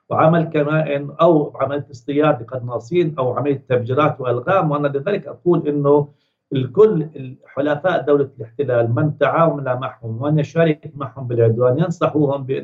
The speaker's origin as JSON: {"language": "Arabic", "town": "Gaza", "region": "Gaza Strip", "country": "Palestine", "moved": "yes", "lives_now": "Ramallah, Palestine", "said": "أنا أتحدث لك من رام الله أنا من غزة ولكن الآن مقيم في رام الله"}